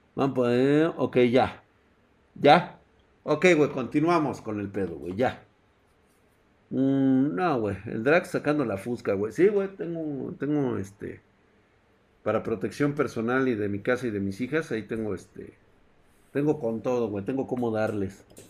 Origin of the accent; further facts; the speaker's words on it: Mexico City, Mexico; yo soy de la Ciudad de México